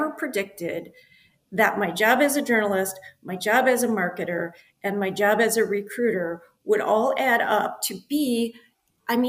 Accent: Midwest, United States; I grew up in the Midwest, very kind of conservative parents who you follow the straight line

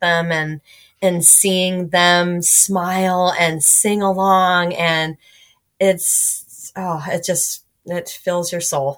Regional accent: California, United States; moved away; I grew up in California

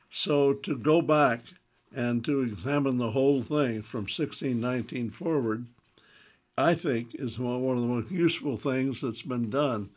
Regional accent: the South, United States; as a Southerner

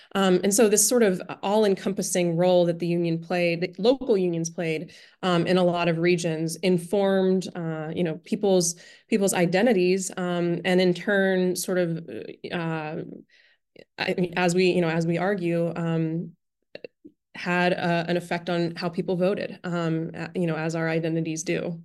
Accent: Pittsburgh, Pennsylvania, United States; moved away; growing up in Pittsburgh

